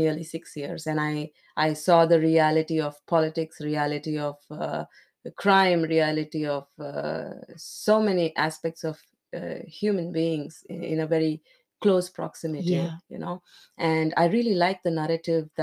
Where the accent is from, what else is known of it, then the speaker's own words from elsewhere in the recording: India; in India, I come from India